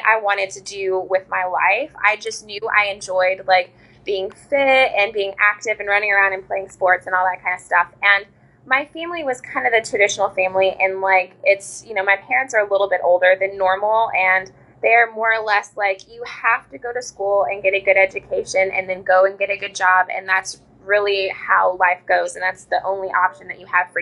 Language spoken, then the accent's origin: English; Southern Indiana, United States; also born or lived in Nashville, Tennessee; now in New Orleans, United States; I am originally from Southern Indiana, and I moved to New Orleans from Nashville about 8 months ago